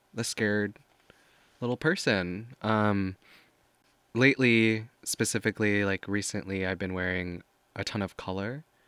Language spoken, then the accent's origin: English; Missouri, United States; moved away as an adult; also born or lived in Paris; now in New York, United States; growing up in Missouri